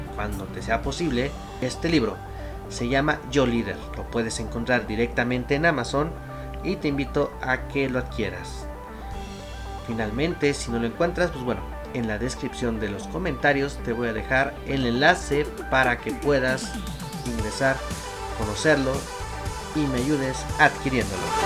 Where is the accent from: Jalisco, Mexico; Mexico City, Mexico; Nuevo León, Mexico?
Mexico City, Mexico; soy originario de la Ciudad de México.